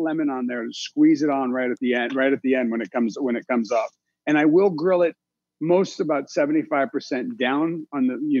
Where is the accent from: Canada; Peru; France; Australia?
France; also born or lived in Italy; I was born and raised in France and Italy.